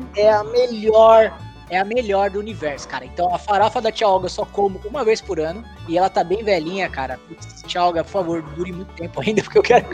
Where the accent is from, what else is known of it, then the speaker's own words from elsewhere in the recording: São Paulo, Brazil; aqui em São Paulo, quando eu era adolescente